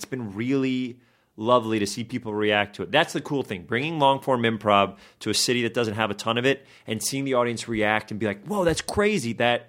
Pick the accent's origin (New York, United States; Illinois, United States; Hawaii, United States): New York, United States; Just because I'm from New York, I was like, how crazy would it be if we played Radio City Music Hall